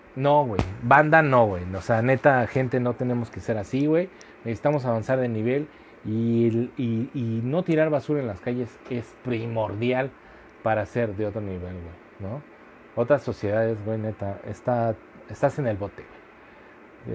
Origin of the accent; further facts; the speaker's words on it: Mexico; todos como sociedad mexicana